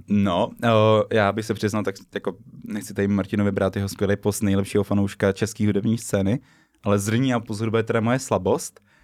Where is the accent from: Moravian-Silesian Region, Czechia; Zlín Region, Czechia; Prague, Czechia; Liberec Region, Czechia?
Liberec Region, Czechia; Liberec; now in Brno, Czech Republic; u nás bylo v Liberci